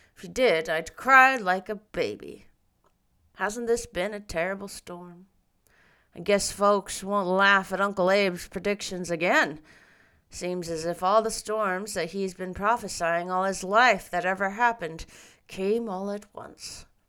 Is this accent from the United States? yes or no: yes; Seattle, Washington, United States; I grew up in Seattle